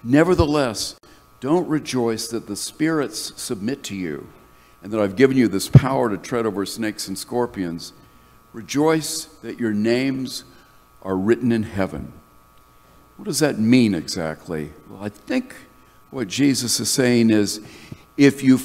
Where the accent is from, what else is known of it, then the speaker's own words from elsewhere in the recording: North Carolina, United States; moved away as an adult; I had fled the conservative evangelical ethos of the church that I grew up in North Carolina